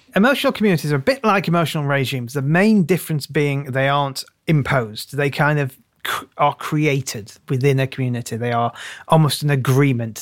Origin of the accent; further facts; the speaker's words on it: United Kingdom; also born or lived in Tunisia; being British